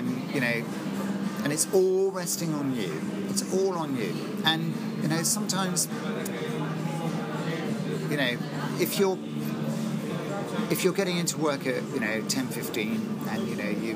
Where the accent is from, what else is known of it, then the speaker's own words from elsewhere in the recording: Bristol, South West England, United Kingdom; I came from Bristol. Because I trained at the Old Vic.